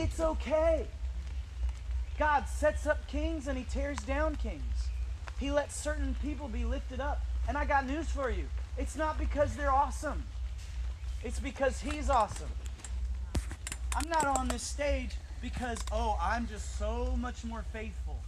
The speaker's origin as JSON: {"language": "English", "town": "Fredericksburg", "region": "Virginia", "country": "United States", "tie": "born or raised there", "said": "I grew up in Fredericksburg, Virginia"}